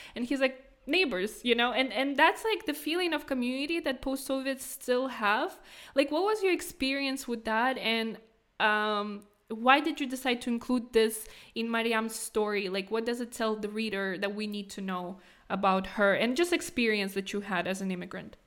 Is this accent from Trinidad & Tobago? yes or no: no; Kazakhstan; moved away; also born or lived in Prague, Czech Republic; growing up in Kazakhstan, I was always proud that I'm Caucasian